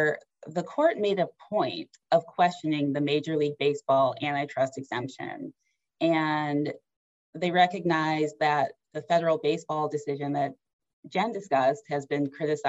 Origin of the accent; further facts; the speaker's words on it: Detroit, Michigan, United States; my hometown Detroit Tigers